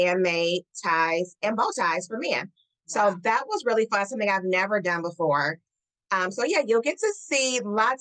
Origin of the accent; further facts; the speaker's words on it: Detroit, Michigan, United States; my hometown of Detroit.